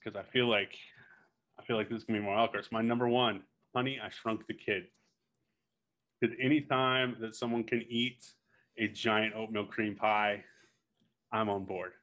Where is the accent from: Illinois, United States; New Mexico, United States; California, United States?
New Mexico, United States; especially as a small town kid, 'cause, well, I'm from New Mexico, so all of us are a small town, but I'm really from small towns.